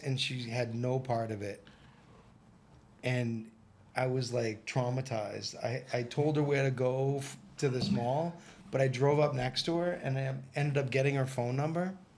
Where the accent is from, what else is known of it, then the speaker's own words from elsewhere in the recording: Boston, Massachusetts, United States; now in Brazil; I come from Boston, Massachusetts. I've been in Brazil almost 11 years